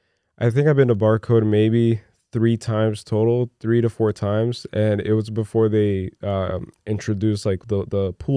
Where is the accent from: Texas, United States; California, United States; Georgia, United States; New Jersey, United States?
New Jersey, United States; Newark; moved away; also born or lived in Brazil; I'm from Newark, dude.